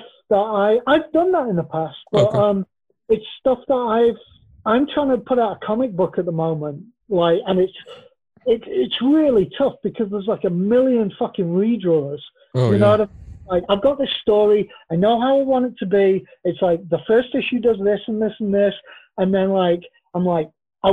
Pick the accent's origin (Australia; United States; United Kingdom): United Kingdom; England; I'm English